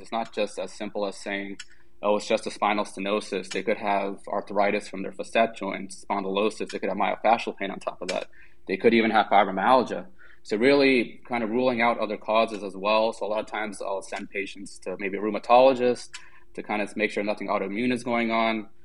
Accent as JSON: {"language": "English", "town": "Germantown", "region": "Maryland", "country": "United States", "tie": "born or raised there", "also_born_or_lived": "Washington D.C. area", "said": "I'm currently a medical director at National Spine and Pain Centers in Germantown, Maryland, which is where I actually grew up."}